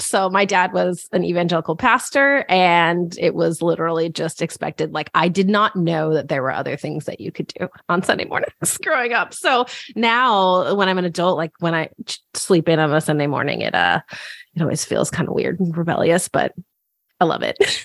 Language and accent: English; Northern California, United States; moved away as an adult; now in Portland, United States; I grew up in Northern California